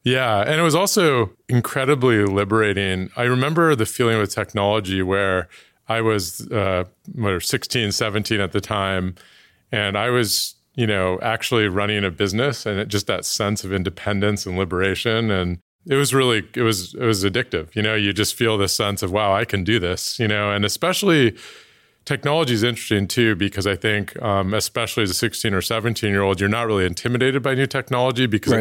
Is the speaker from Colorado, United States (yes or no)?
no; Oakland, California, United States; moved away; I was born in Oakland, 1980, Oakland Kaiser